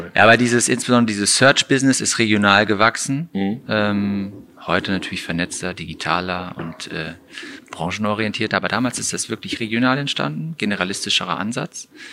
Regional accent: Gummersbach, North Rhine-Westphalia, Germany; moved away as an adult; also born or lived in Frankfurt; now in Cologne, Germany; Heimat insofern in Gummersbach aufgewachsen

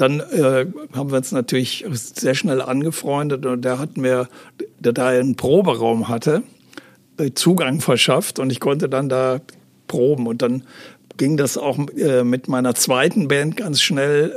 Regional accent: Aachen, North Rhine-Westphalia, Germany; moved away as an adult; also born or lived in Hamburg; in Aachen, äh, das ist meine Heimatstadt

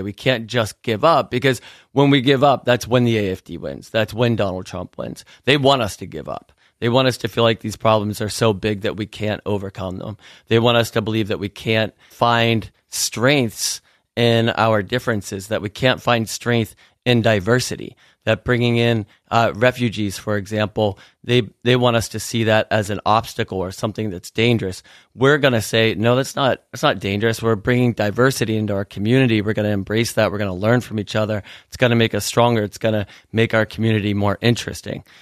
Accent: Pittsburgh, Pennsylvania, United States; we grew up in Pittsburgh, Pennsylvania, which is an amazing town

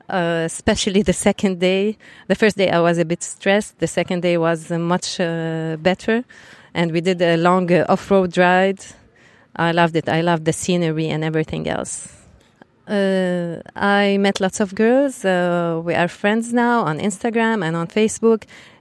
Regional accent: Beirut, Beirut Governorate, Lebanon; English is a second language; I'm from Lebanon, Beirut. And I ride a 1250 GS HP. We have lots of mountains in Beirut, so we do lots of off-road.

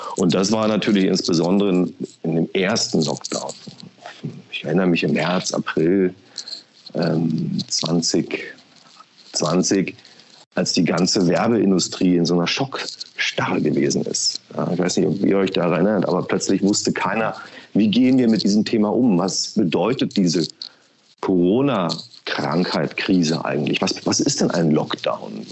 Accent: Berlin, Germany; moved away as an adult; also born or lived in Potsdam / Frankfurt / Düsseldorf; now in Munich, Germany; bin geboren in Potsdam, aufgewachsen in Berlin, meine ersten 20 Jahre dort verbracht im Ostteil der Stadt

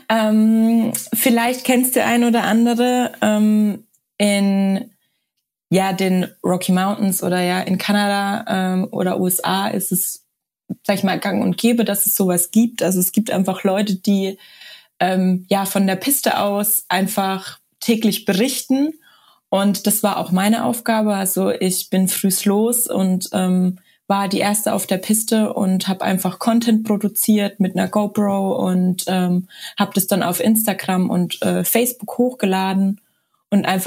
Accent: Tyrol, Austria; in denen ich eben Hochfügen als ja Freeride-Paradies von meinem Heimatort aus bewerbe.

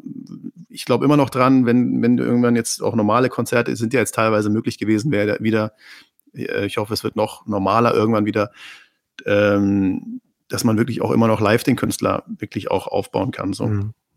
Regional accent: Neustrelitz, Mecklenburg-Vorpommern, Germany; wo ich herkomme aus einer Kleinstadt

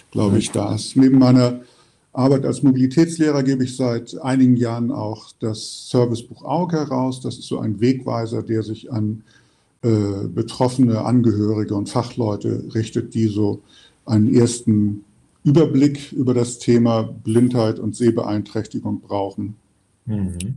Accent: Hamburg, Germany; also born or lived in Düren; Ich sitze gerade in meiner Heimatstadt, dem schönen Hamburg, im Fenster meines Büros.

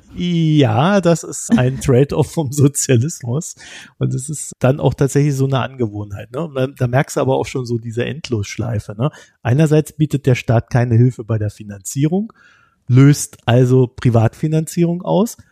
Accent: Germany; als Deutscher

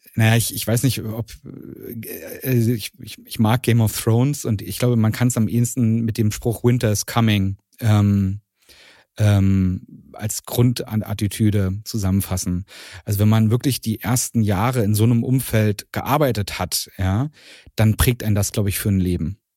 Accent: Strausberg, Brandenburg, Germany; ich bin in, in Strausberg aufgewachsen.

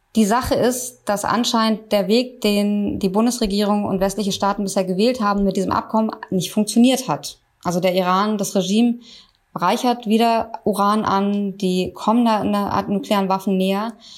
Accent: Germany; bei uns in Deutschland

